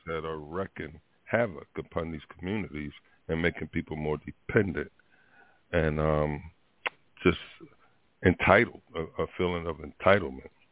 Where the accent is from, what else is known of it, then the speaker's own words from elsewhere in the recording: Philadelphia, Pennsylvania, United States; moved away; that's my hometown, um, my birthplace